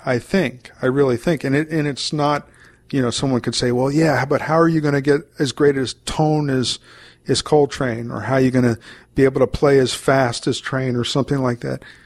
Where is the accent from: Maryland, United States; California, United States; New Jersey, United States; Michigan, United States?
Maryland, United States; moved away; I'm from Maryland, originally, and I have family still down in Maryland